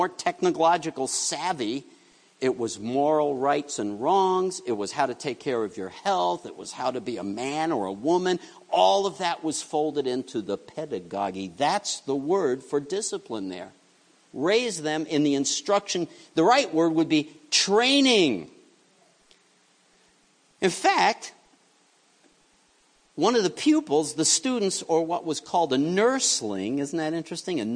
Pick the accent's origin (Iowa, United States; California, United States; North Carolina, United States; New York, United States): New York, United States; New York City; I grew up in New York City